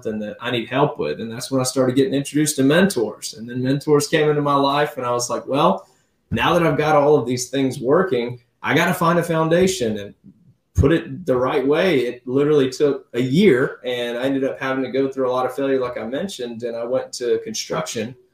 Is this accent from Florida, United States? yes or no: yes; Navarre, Florida, United States; also born or lived in Pensacola, Florida; here in Navarre, enjoying the beach, got to take on a job, which got me out of high school like 4 hours early